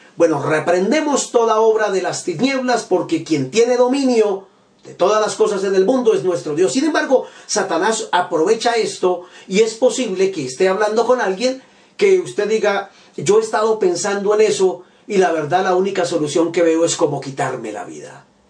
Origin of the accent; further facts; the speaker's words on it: Bogotá, Colombia; yo soy bogotano, vivo en Colombia